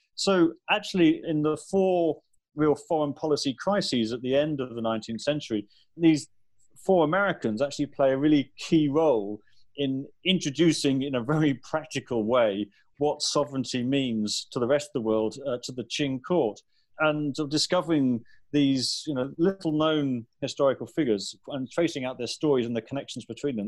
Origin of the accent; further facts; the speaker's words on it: United Kingdom; coming as a Brit